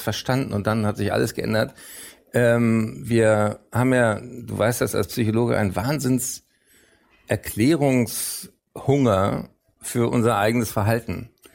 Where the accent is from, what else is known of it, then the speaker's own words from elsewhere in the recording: Berlin, Germany; also born or lived in Frankfurt / London; ich bin in Frankfurt nur geboren. Ich bin da rechtzeitig vor dem Spracherwerb weg, sage ich immer gerne. ich ähm, dann in Berlin auch aufgewachsen bin und bis heute lebe.